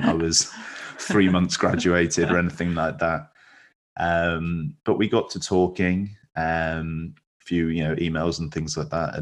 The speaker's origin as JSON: {"language": "English", "region": "West Midlands", "country": "United Kingdom", "also_born_or_lived": "Hull", "moved": "as an adult", "said": "I'm from the West Midlands"}